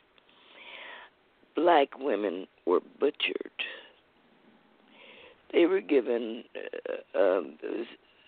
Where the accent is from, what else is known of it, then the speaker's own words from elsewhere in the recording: Savannah, Georgia, United States; I was born in Savannah, Georgia